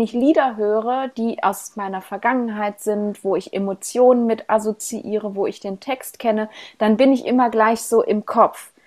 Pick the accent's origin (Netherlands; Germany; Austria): Germany; Ruhr area, North Rhine-Westphalia; accent: Ruhr dialect; ich komme ja aus dem Ruhrgebiet und wir haben ja eine sehr ähm, spezielle Sprache